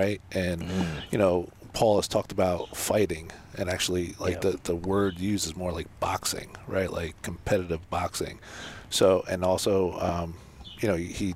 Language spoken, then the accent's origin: English; New Jersey, United States; I grew up in New Jersey, you know, in my teens